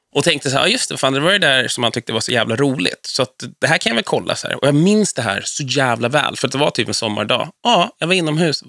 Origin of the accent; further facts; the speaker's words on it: Vallentuna, Stockholm County, Sweden; also born or lived in Danderyd / Täby; Och sen flyttade vi till Vallentuna, som jag anser vara min hemkommun och ort. Så att där växte jag upp fram och bodde kvar tills jag var 23